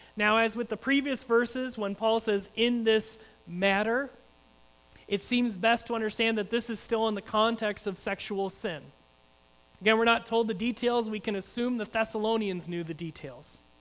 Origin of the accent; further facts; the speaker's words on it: United States; as American Christians